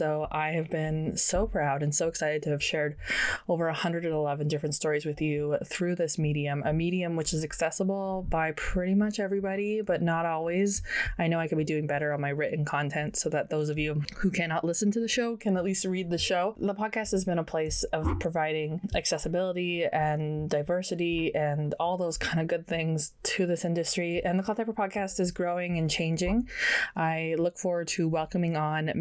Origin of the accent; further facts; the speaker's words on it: Canada; as a Canadian, we don't get a lot of summer